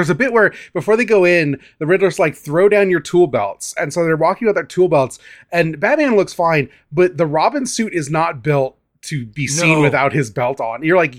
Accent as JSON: {"language": "English", "region": "Midwest", "country": "United States", "said": "I mean, we're from the Midwest."}